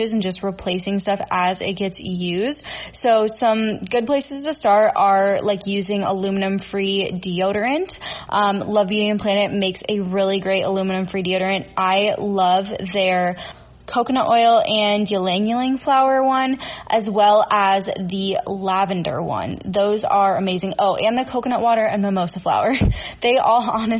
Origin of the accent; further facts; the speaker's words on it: Minnesota, United States; I'm from Minnesota